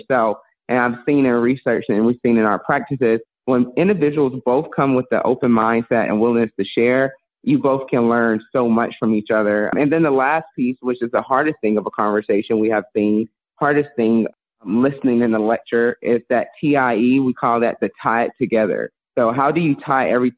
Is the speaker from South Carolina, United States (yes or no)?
yes; Columbia, South Carolina, United States; I'm originally from Columbia, South Carolina, born in the inner city. You know, that was my birthplace, raised, grown and raised